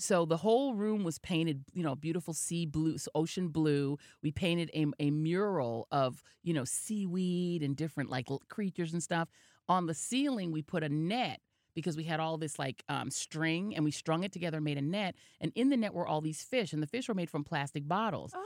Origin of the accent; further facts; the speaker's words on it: Denver, Colorado, United States; now in New York, United States; I was from Denver